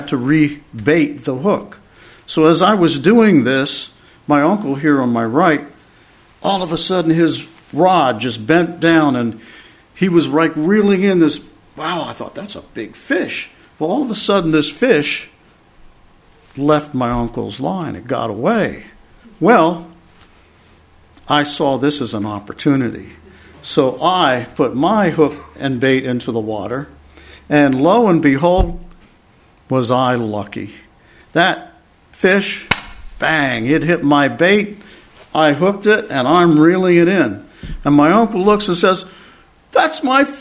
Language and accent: English; Pennsylvania, United States; where I grew up in Pennsylvania